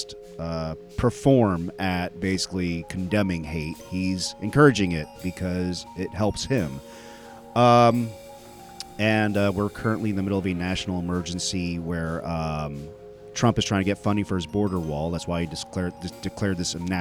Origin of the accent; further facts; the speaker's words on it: Dallas-Fort Worth area, Texas, United States; my hometown of the Dallas-Fort Worth area